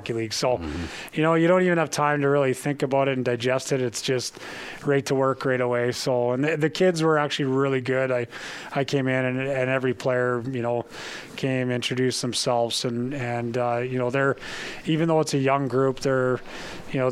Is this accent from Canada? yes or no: yes; Calgary, Alberta, Canada; moved away; I was born and raised in Calgary